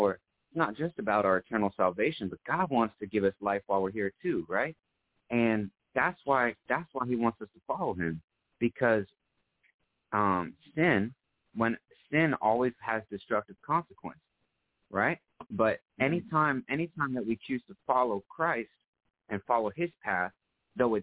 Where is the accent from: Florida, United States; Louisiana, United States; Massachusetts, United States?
Florida, United States; south of Orlando, Central; also born or lived in New York; From Florida. Or I was originally born in New York, but I'm from Florida. Raised in Florida.